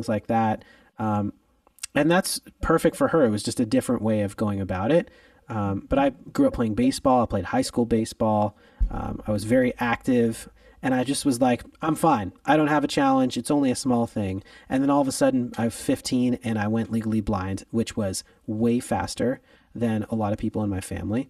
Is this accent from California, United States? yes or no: yes; Los Angeles, California, United States; I am from Los Angeles, California. I'm one of the few people out here that was actually born and raised